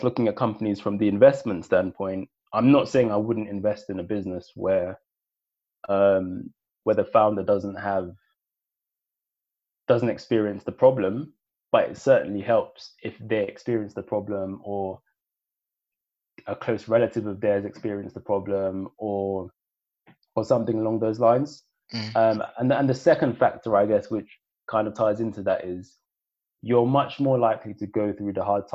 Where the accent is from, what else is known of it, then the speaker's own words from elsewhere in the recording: London, United Kingdom; also born or lived in Sierra Leone; growing up in East London, being born in Sierra Leone